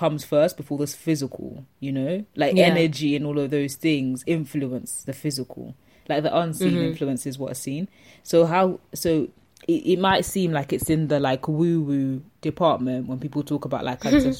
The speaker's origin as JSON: {"language": "English", "country": "Zambia", "said": "I'm from Zambia"}